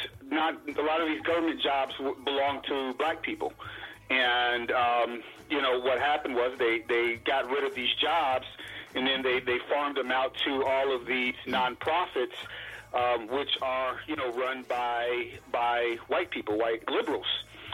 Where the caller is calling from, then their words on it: Chicago, Illinois, United States; I'm calling from Chicago.